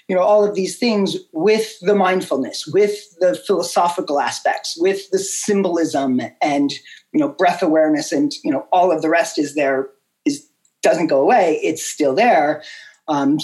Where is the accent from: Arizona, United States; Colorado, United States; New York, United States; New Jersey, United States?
Colorado, United States; Boulder; my hometown of Boulder, Colorado